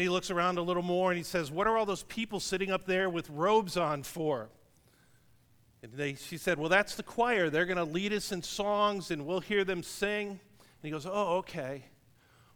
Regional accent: Cleveland, Ohio, United States; moved away as an adult; also born or lived in Iowa / Michigan; I grew up in Cleveland, Ohio, so we didn't see many cows or pigs or corn.

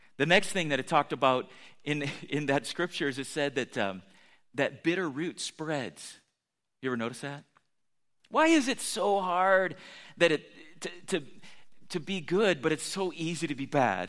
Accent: United States; I'm American

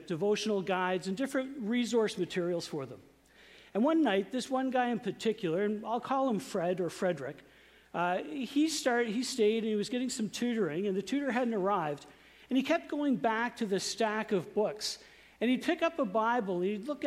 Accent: Saint John, New Brunswick, Canada; growing up in St. John, I went to a very conservative church, which is a Canadian Baptist of Atlantic Canada church

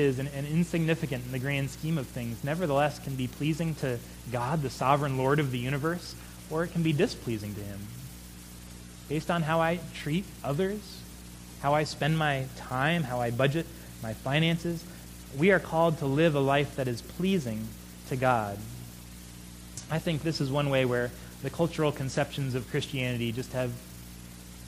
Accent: United States

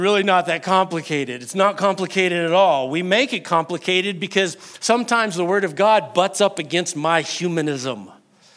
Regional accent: New Mexico, United States; I am very New Mexican, and sometimes I'm Texan whenever I say y'all

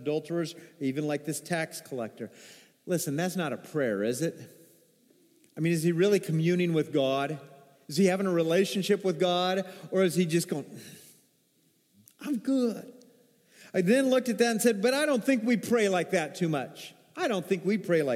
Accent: Arkansas, United States; I'm from Arkansas. That's some of my roots

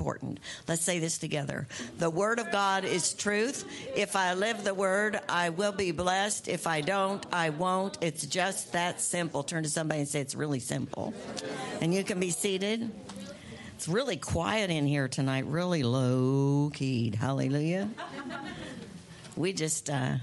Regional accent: United States; when I was growing up in America. You know, that's where we live

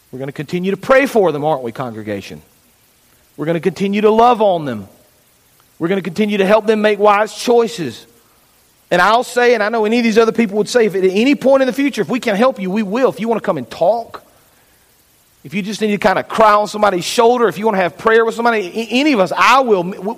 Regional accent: Fayetteville, United States; I grew up in Fayetteville, Flat Creek Baptist Church

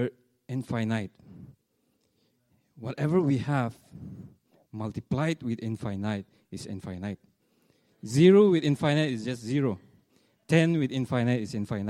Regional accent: Nagaland, India; we are from India, northeastern part of India. It's a place called Nagaland

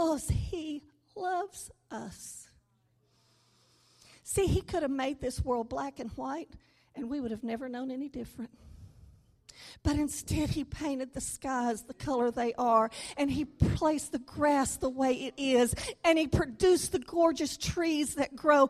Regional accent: Louisiana, United States; now in Arkansas, United States; I was born in Louisiana. I may have to say that I live in Arkansas, but I am from Louisiana

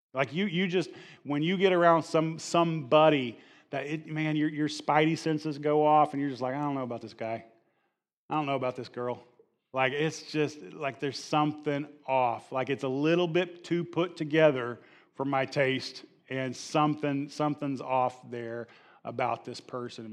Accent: the Bible Belt, United States; I'm a Bible Belt, uh, kid, and, and, and growing up in the Bible Belt

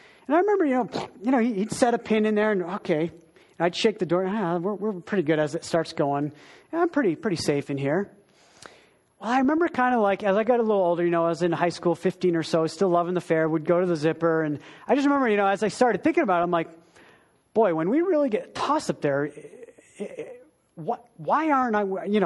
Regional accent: Wilton, Maine, United States; moved away; I grew up in a little town. There was about 1,000 people in my town, little Wilton in Maine, the state

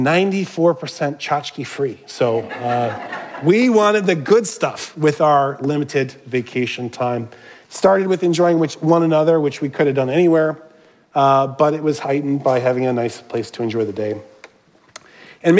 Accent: Minnesota, United States; I was born in Minnesota. That's where my extended family is

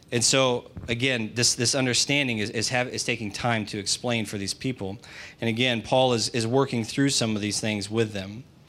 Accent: United States; That does not make me any less American, does it? Because that's what I am.

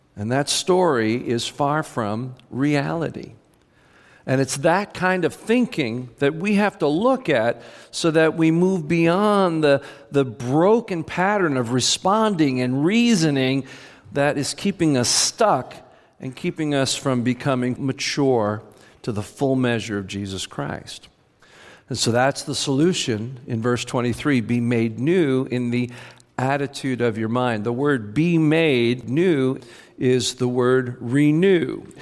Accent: United States; we're Americans

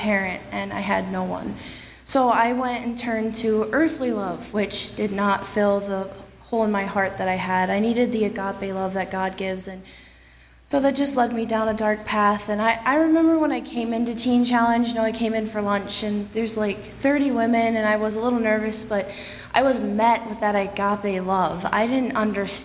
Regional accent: Ohio, United States; moved away; I'm from Ohio

